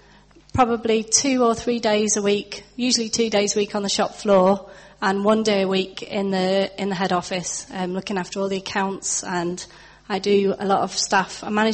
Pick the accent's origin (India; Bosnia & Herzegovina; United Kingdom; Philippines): United Kingdom; Nantwich, North West England; moved away; also born or lived in Northern Ireland; And Nantwich, where I'm from, and there are some people here from Nantwich, it's quite an affluent sort of middle-class market town sort of a place.